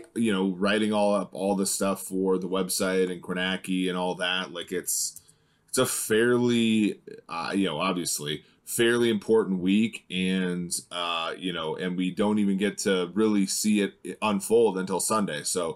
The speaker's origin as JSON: {"language": "English", "region": "Minnesota", "country": "United States", "tie": "born or raised there"}